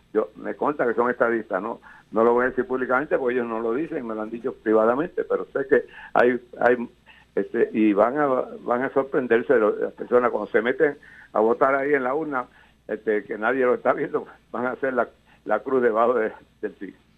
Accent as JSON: {"language": "Spanish", "country": "Puerto Rico"}